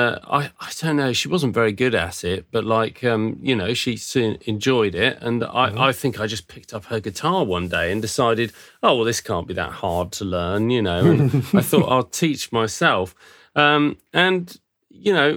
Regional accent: Surrey, South East England, United Kingdom; moved away as an adult; also born or lived in North London; now in Watchet, United Kingdom; I was born in London, in North London, and then moved when I was six to Surrey, Hampshire Way, which is just south of London, really. And I probably lived around that area sort of most of my life

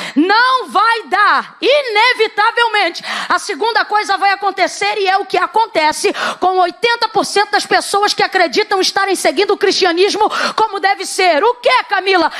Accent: Brazil; nós somos brasileiros

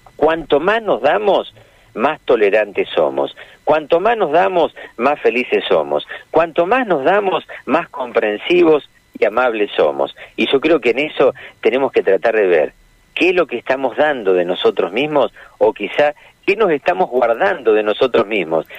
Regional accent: Argentina; los argentinos eh, no, no nacimos de, digamos, en otro lugar y vinimos a vivir acá. Somos argentinos

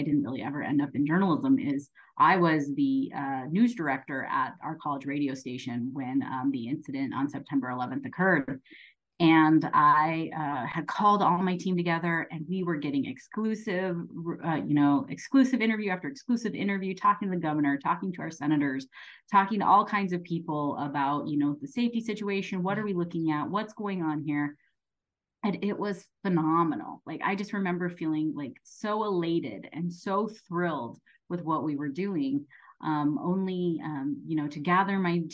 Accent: Oregon, United States; also born or lived in Wyoming; I grew up in Oregon and Wyoming, of all places, to two school teachers

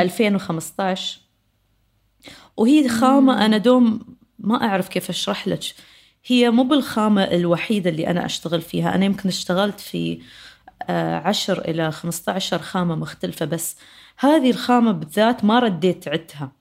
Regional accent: United Arab Emirates; عندنا إحنا بر، آه، المرموم في دبي

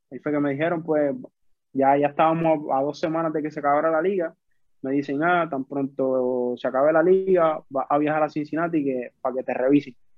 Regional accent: Carolina, Puerto Rico; also born or lived in San Juan, Puerto Rico; Yo soy de Carolina, de Puerto Rico. Criado. Carolina, Puerto Rico. sí, criado. Nací en San Juan, pero me he criado toda mi vida aquí

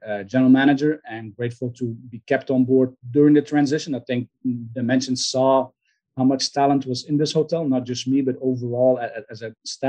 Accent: Belgium; moved away as an adult; now in Houston, United States; born and raised in Belgium

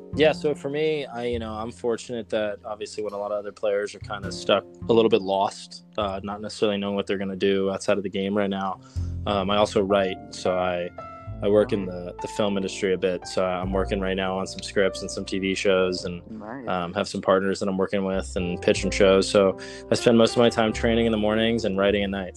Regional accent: Los Angeles, California, United States; I grew up in Los Angeles

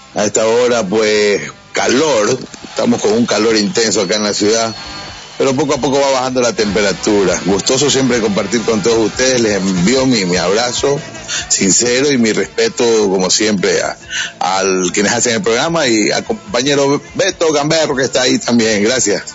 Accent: Guayaquil, Guayas, Ecuador; yo soy de Guayaquil, nosotros somos de mm, Guayaquil

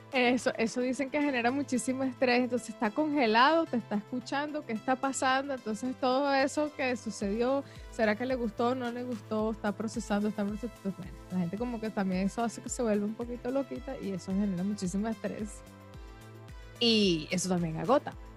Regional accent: Caracas, Capital District, Venezuela; now in Australia; yo sí soy de Caracas

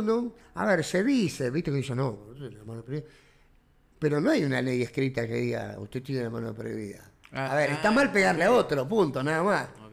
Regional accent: Argentina; somos bien argentinos

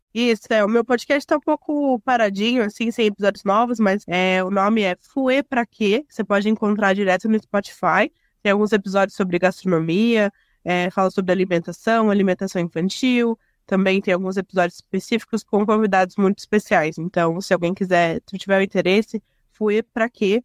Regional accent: Curitiba, Paraná, Brazil; now in São José dos Pinhais, Brazil; eu, eu, sou nascida em Curitiba, mas eu moro em São José dos Pinhais também

